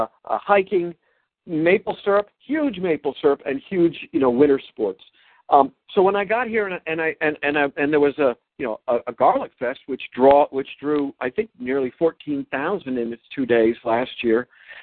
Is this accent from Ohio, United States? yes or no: no; New York, United States; also born or lived in Washington, D.C.; now in Vermont, United States; I'm a Flatlander from the Washington, D.C. area, but mostly in my life from the New York metropolitan area